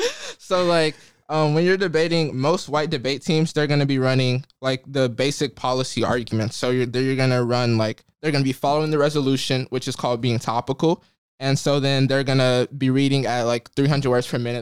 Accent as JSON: {"language": "English", "town": "Jackson", "region": "Mississippi", "country": "United States", "tie": "born or raised there", "moved": "as an adult", "lives_now": "Cambridge, United States", "said": "I'm from Mississippi"}